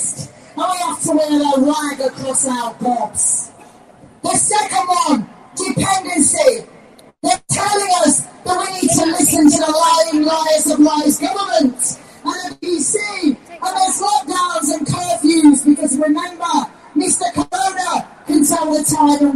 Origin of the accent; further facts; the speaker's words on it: Tipperary, Munster, Ireland; I'm from Tipperary. I grew up in a little farm up Tip. I'm from Ireland.